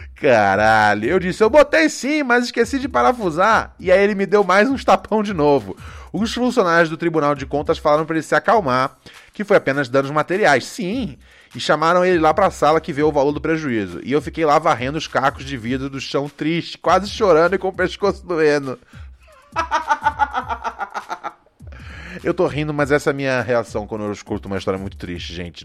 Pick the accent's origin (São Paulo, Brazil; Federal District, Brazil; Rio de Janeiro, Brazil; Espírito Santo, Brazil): Rio de Janeiro, Brazil; eu cresci no Rio, então é lá onde eu vi